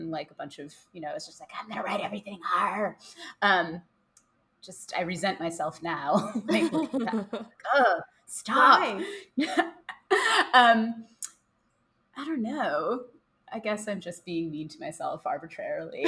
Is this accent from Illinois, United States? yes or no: yes; Chicago, Illinois, United States; that's where I grew up the whole time. That's where I live now.